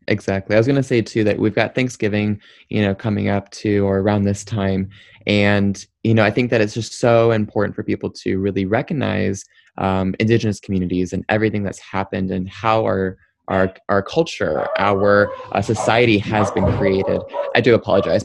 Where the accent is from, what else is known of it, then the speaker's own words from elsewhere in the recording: Troy, Michigan, United States; also born or lived in Windsor, Ontario, Canada; after I was born in Windsor, I ended up, uh, my family, we moved over to Detroit and we lived in a suburb called Troy, Michigan. And there, that's where I really grew up.